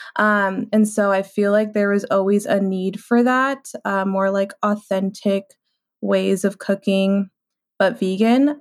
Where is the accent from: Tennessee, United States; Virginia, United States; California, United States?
California, United States; San Diego; I'm from San Diego, California. I'm Mexican American